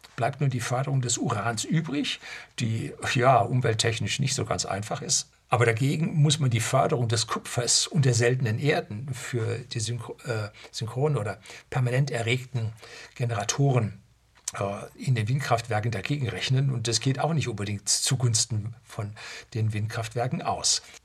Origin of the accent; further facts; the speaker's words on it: Germany; bei uns in Deutschland